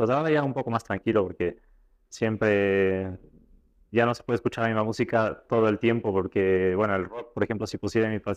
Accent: Ecuador; puedes transmitir esto siendo ecuatoriano a los chefs eh, que, asisten a tus clases o a tus presentaciones es, lo mejor para mí. Eh, es estar lejos representando a tu, a tu país

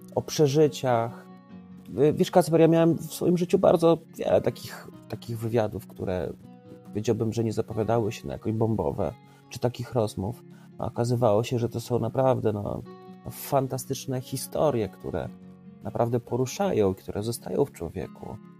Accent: Trawniki, Lublin Voivodeship, Poland; obóz pracy w trawnikach mojej rodzinnej miejscowości

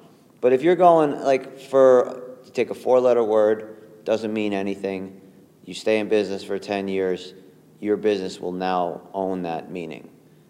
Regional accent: New York, United States; And even just growing up in New York in general, you're kind of like a chameleon.

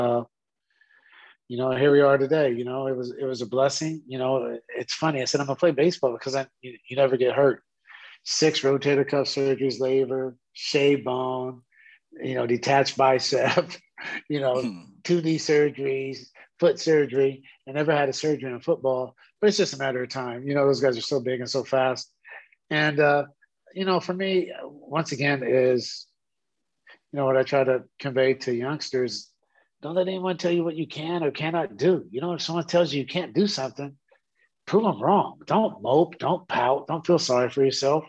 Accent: Sacramento, California, United States; growing up in South Sac, playing for the South Sac Jets

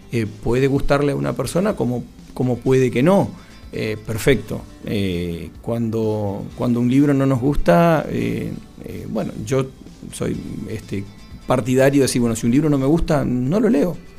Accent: Patagonia, Argentina; yo lo vi, lo viví porque soy patagónico, porque viví acá

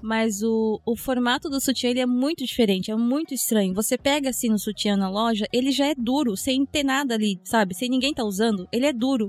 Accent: Japan; eu fui criada no Japão. Então eu tô desde os seis anos aqui no Japão

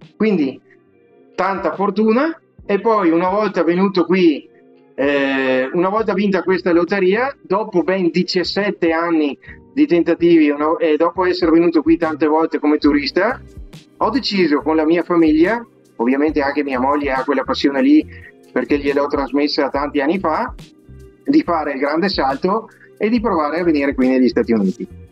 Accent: Vicenza, Veneto, Italy; accent: Venetian; now in Naples, United States; io sono vicentino, vicentino puro sangue e veneto anche

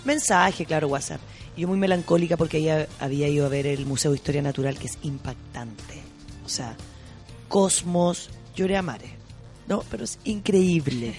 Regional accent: Chile; de Chile

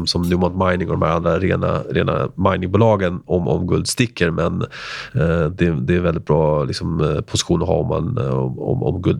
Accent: Argentina; born there; jag är född i Argentina som …

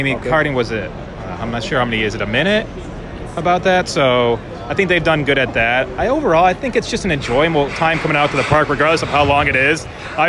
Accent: Medina, Ohio, United States; From Medina, Ohio.

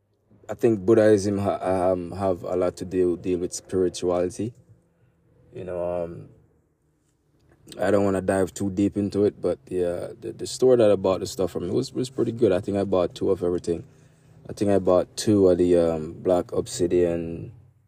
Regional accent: Jamaica; I'm Jamaican

